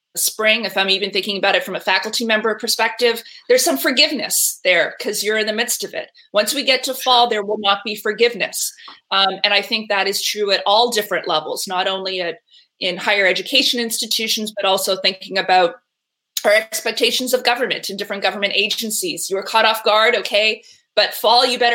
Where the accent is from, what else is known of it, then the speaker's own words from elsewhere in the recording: Canada; moved away; I'm originally from Canada